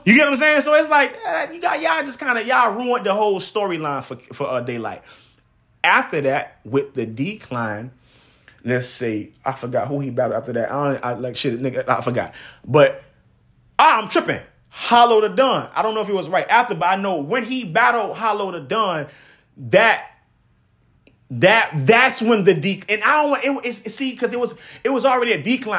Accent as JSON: {"language": "English", "town": "Miami", "region": "Florida", "country": "United States", "tie": "born or raised there", "said": "I am from Miami"}